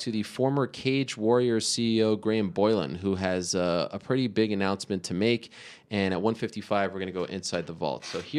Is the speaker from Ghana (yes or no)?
no; Canada; also born or lived in Greenpoint, Brooklyn, New York; now in New York, United States; I'm Canadian, by the way. I'm not American, even though I'm here in New York.